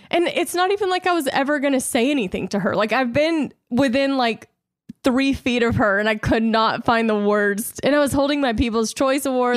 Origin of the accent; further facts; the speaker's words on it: Louisiana, United States; now in Los Angeles, United States; growing up in Louisiana